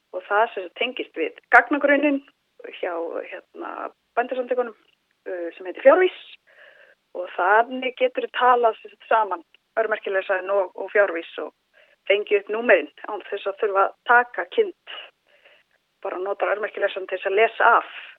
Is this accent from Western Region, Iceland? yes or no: no; Egilsstaðir, Eastern Region, Iceland; also born or lived in Reykjavík; Ég er frá Eilstöðum, uh, ólst upp á Eilstöðum